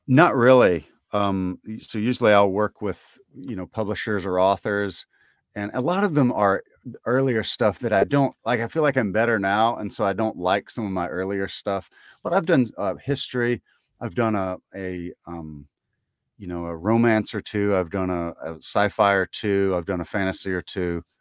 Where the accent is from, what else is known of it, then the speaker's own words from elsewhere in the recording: Tibbee, Mississippi, United States; I grew up in Tibby